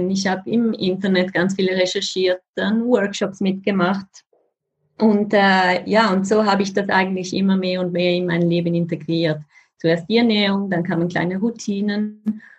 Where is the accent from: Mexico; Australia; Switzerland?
Switzerland; Wie man vielleicht hört, bin ich Schweizerin.